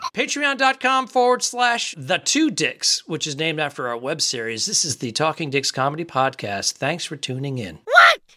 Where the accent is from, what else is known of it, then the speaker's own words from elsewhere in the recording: Cranston, Rhode Island, United States; It's my hometown too, Cranston. I was born and raised there